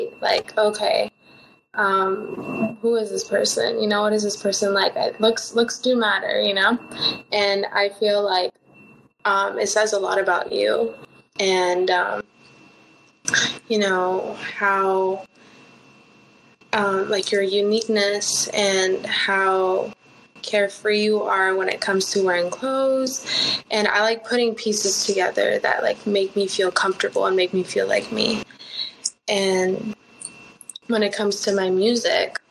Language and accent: English; Los Angeles, California, United States; first language Spanish; English is a second language; I grew up speaking Spanish with my family, but now I'm living out here in Los Angeles